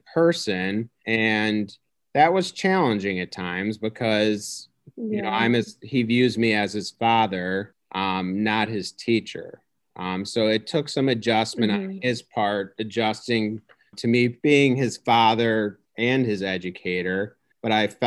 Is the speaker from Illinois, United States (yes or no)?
yes; Homewood, Illinois, United States; born and raised in the Chicago suburbs. I grew up in a town called Homewood. So I've basically been in Illinois my whole life.